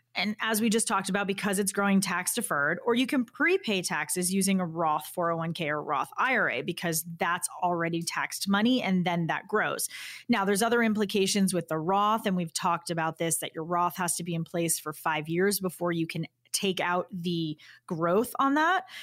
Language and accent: English; Boston, Massachusetts, United States; as a Bostonian